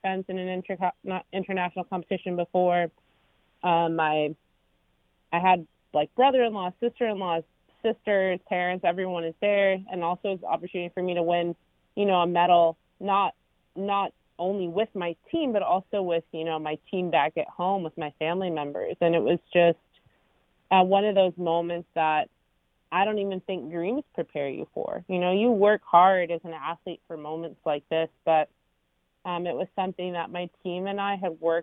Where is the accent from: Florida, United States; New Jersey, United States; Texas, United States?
New Jersey, United States; Maplewood; I was born in Maplewood, New Jersey, and I grew up with the same kids my whole life.